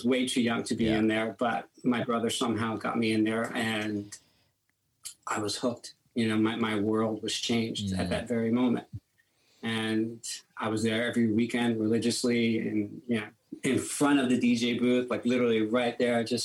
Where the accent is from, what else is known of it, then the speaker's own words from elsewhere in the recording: New York City, New York, United States; we grew up in Brooklyn, in Bensonhurst, Brooklyn, Italian neighborhood.